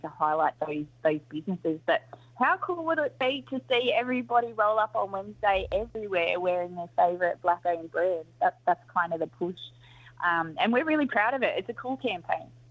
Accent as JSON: {"language": "English", "town": "Sydney", "region": "New South Wales", "country": "Australia", "tie": "born or raised there", "also_born_or_lived": "Cowra", "said": "I was born and raised in Sydney. So, um, you know, I'm in Ingram, um, been in Sydney my whole life"}